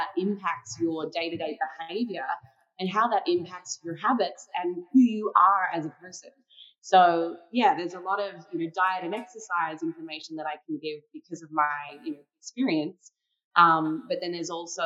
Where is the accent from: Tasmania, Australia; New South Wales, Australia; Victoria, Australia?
Tasmania, Australia; I grew up in Tasmania, Australia.